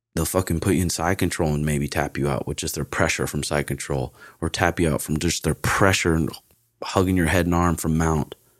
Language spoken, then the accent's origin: English; Great Falls, Montana, United States; born or raised there; also born or lived in Portland